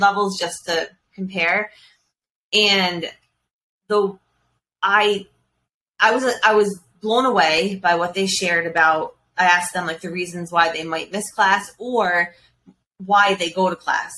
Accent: Rhode Island, United States; my hometown in Rhode Island

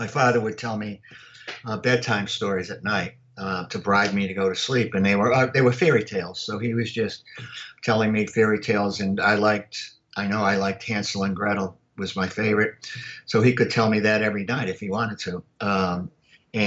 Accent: Worcester, Massachusetts, United States; moved away as an adult; also born or lived in Arkansas / Louisiana / Georgia; now in Miami, United States; I grew up in Worcester, Mass, and primarily almost in a housing project

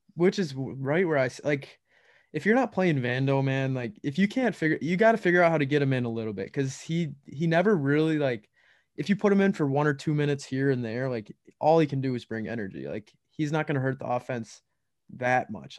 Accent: Minnesota, United States; we're from that Minnesota area

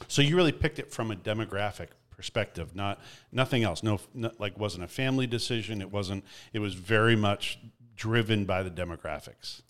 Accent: Canada; as a Canadian

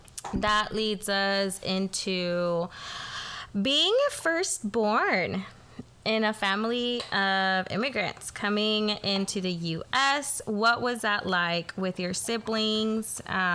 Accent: the Valley, Texas, United States; I grew up in the Valley, and it's predominantly Hispanic. Everyone, mm-hmm. mostly everyone speaks Spanish.

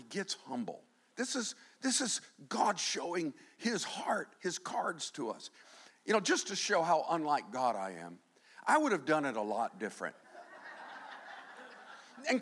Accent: Fort Myers, Florida, United States; I'm from Fort Myers

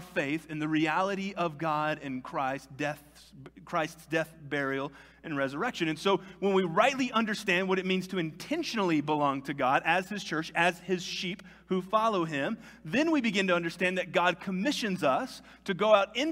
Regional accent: United States; I am an American citizen because I was born here.

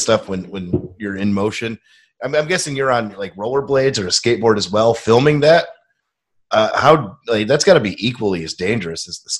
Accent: Rochester, New York, United States; moved away as an adult; now in Buffalo, United States; I'm from Rochester, and that was the thing when I was living there

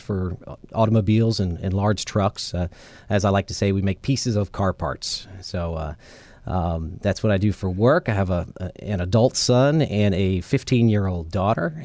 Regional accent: Charleston, South Carolina, United States; I'm from Charleston, South Carolina

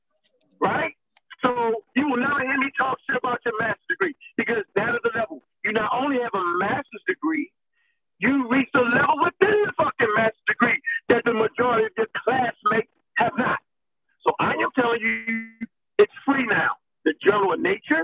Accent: Baltimore, Maryland, United States; I'm a dude from Baltimore, Maryland

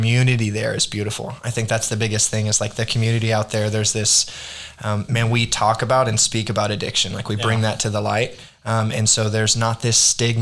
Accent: Arkansas, United States; also born or lived in Texas; I grew up in Arkansas

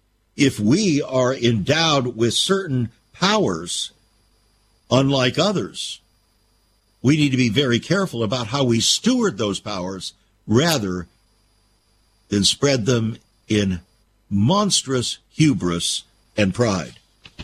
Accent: United States; As an American

